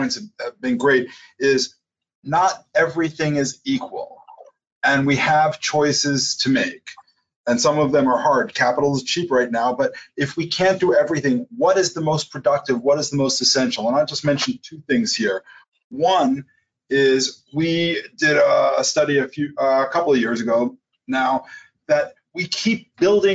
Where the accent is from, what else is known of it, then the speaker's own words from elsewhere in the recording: New York, United States; as a New Yorker